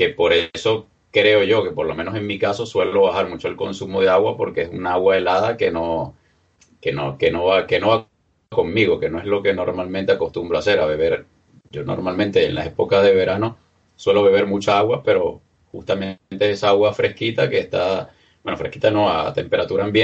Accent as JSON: {"language": "Spanish", "country": "Venezuela", "lives_now": "Spain", "said": "como soy un soy del, Caribe, de Venezuela, normalmente tomaba agua en casa"}